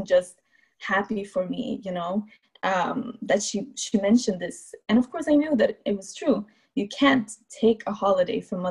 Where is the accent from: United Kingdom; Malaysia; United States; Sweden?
Sweden; Malmö, Skåne; Living in Malmö, Sweden, which is my hometown where I grew up.